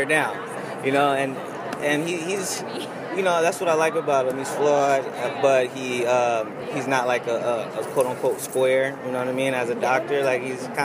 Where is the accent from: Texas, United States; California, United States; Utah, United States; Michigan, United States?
Texas, United States; Dallas; moved away as an adult; also born or lived in Chicago; now in Los Angeles, United States; I was born here, but I was raised in Dallas, and I moved